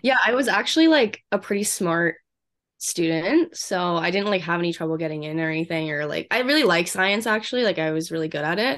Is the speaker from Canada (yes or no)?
yes; Vancouver, British Columbia, Canada; moved away as an adult; now in Kelowna, Canada; I'm from Canada. I grew up in Vancouver